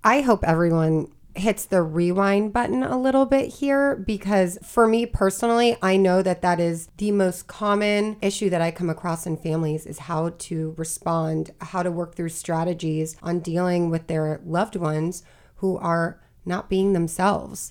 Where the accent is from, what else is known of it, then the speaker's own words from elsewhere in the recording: Florida, United States; now in Maryland, United States; I'm originally from Florida